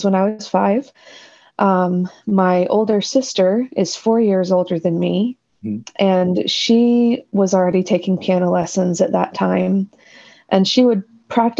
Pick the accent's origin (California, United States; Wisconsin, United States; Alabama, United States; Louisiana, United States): Alabama, United States; Dothan; moved away as an adult; also born or lived in Birmingham, Alabama; now in Kansas, United States; I am an Alabama native, was born and raised in Dothan, Alabama